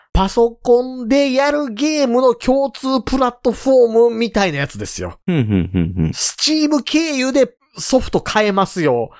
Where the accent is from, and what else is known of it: area hit by the Great Hanshin earthquake, Kansai, Japan; born or raised there